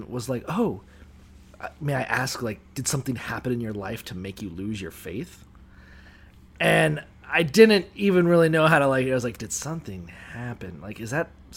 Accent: Niceville, Florida, United States; growing up in Niceville and thereabouts

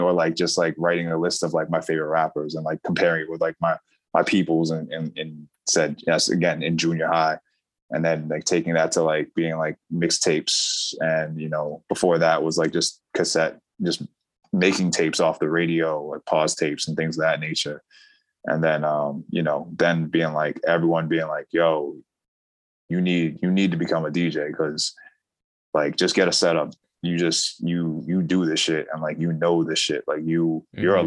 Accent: New York City, New York, United States; I'm a native New Yorker prior, long prior to the internet.

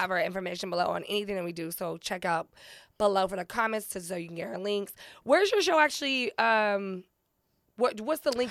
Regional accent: San Diego, California, United States; moved away; I'm originally from San Diego

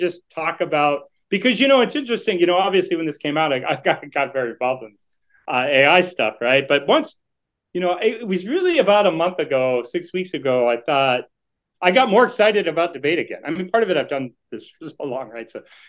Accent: Boston, Massachusetts, United States; now in New York, United States; Not really, because I'm originally from Boston.

